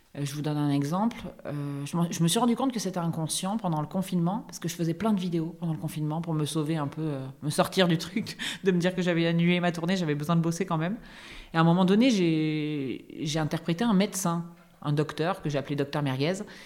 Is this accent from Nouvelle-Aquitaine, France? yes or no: no; Correns, Provence-Alpes-Côte d'Azur, France; moved away; à Corence, dans mon village natal